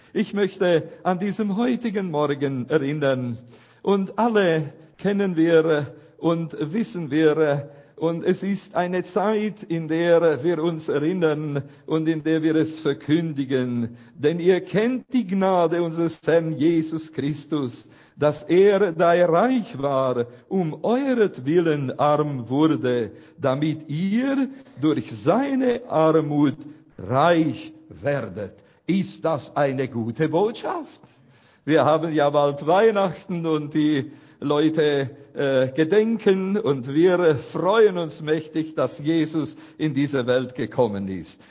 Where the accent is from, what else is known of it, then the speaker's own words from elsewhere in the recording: Romania; aus unserer Gemeinde in Bratey, wo ich herkomme